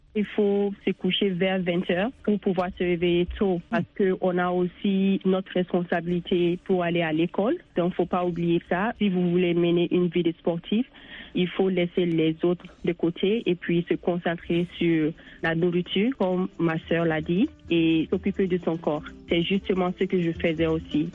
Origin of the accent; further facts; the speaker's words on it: Bamako, Mali; moved away as an adult; now in United States; j'ai joué avec l'équipe nationale du Mali féminine